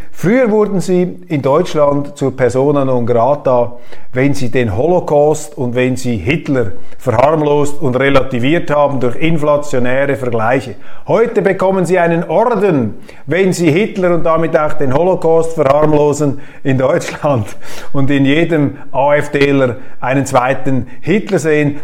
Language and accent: German; Switzerland; Das kann ich natürlich nicht machen als Schweizer